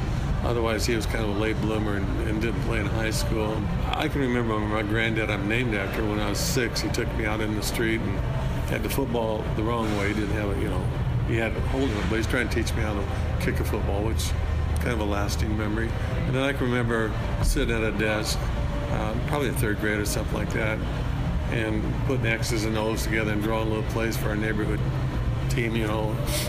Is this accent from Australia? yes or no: no; Lewiston, Idaho, United States; Well, my dad was a car mechanic, and my mom had done most of her college for teaching, but she raised kids until I was in fifth grade